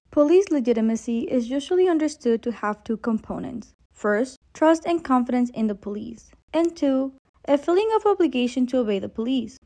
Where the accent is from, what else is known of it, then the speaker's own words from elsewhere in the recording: Mexico; I was raised in Mexico